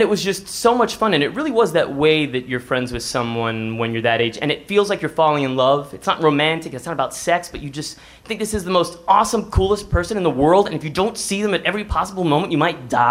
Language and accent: English; Seguin, Texas, United States; I'm from Seguin